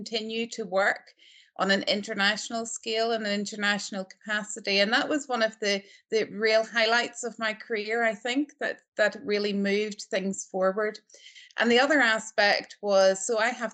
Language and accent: English; Northern Ireland, United Kingdom; moved away as an adult; also born or lived in Belfast, United Kingdom / United States; now in Aberdeen, United Kingdom; I'm not Scottish, I'm Northern Irish.